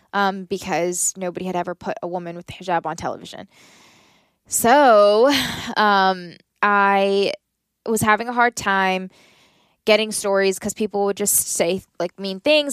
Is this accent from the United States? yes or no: yes; Southern Maryland, United States; I grew up in Southern Maryland